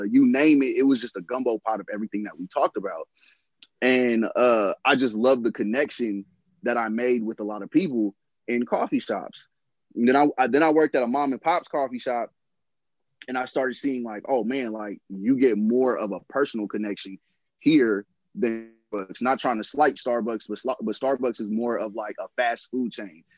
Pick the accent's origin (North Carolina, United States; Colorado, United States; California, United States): California, United States; San Francisco; I'm born and raised in San Francisco